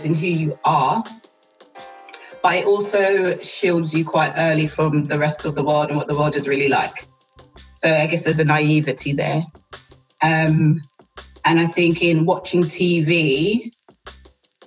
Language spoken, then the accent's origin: English; London, United Kingdom; I was born in the depths of South East London